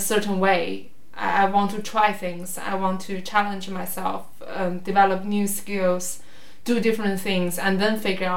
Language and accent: English; Daqing, Heilongjiang, China; born or raised there; English is a second language; moved away as an adult; also born or lived in Moscow; now in Beijing, China